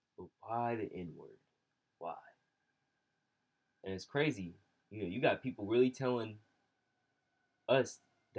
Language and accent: English; Bay Area, California, United States; I say I'm from the Bay Area. I'm from this area